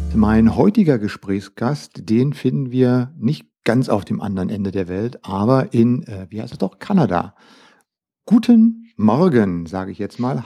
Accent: Germany; bei uns in Deutschland

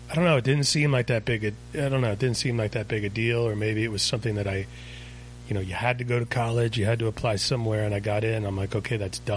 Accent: Virginia Beach, Virginia, United States; moved away as an adult; I grew up in Virginia Beach.

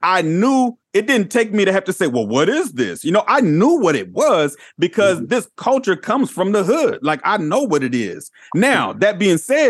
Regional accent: Inglewood, California, United States; now in Portland, United States; I grew up on the West Coast. I was born in Inglewood, California. I live in Portland, Oregon now.

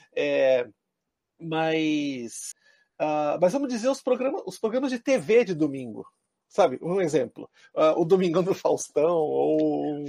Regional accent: Brazil; now in Japan; enquanto brasileiros

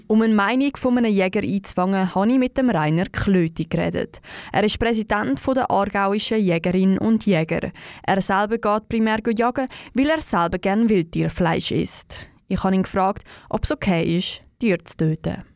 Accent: Switzerland

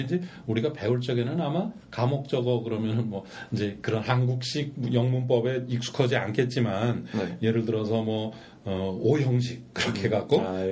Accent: South Korea; 그 한국 사람으로서

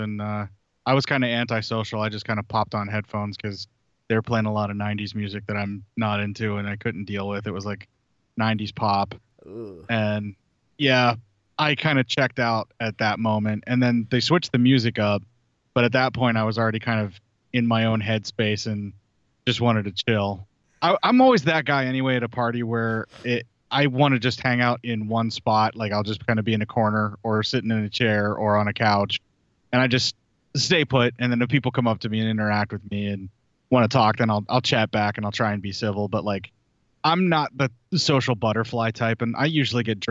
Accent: Pennsylvania, United States; moved away as an adult; I was a guy from Pennsylvania in the middle of nowhere, and now I live in the middle of nowhere in the middle of the country

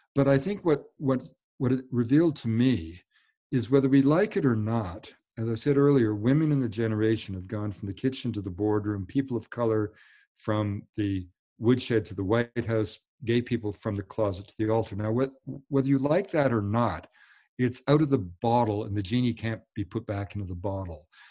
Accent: Canada; I'm Canadian

